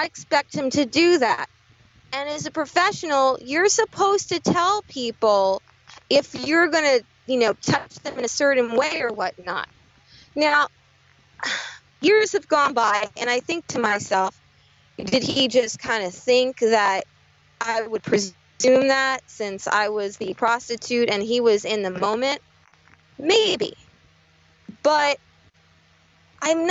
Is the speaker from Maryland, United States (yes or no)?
no; New Jersey, United States; I'm from New Jersey